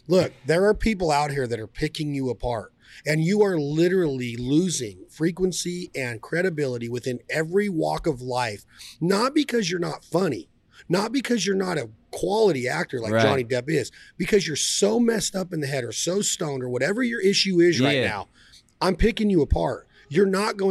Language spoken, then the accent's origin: English; Nevada, United States; my home state of Nevada